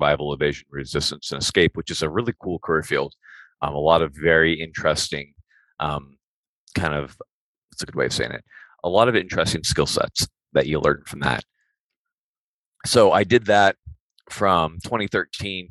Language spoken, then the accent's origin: English; California, United States; I grew up in California